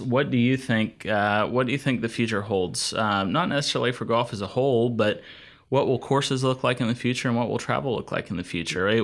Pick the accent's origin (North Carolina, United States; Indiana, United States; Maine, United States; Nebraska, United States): North Carolina, United States; Asheville; Asheville Municipal Golf Course where I grew up, uh, you know, just a course in my hometown